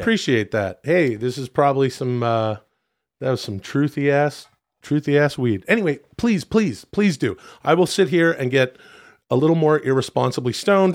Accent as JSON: {"language": "English", "country": "Canada", "tie": "born or raised there", "said": "where I grew up in Canada"}